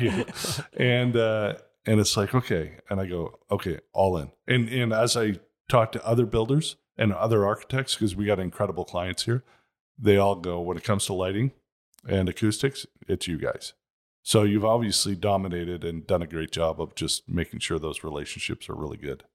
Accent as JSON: {"language": "English", "town": "Toronto", "region": "Ontario", "country": "Canada", "tie": "born or raised there", "moved": "yes", "lives_now": "Scottsdale, United States", "said": "I grew up in Toronto. It was a pretty nice area"}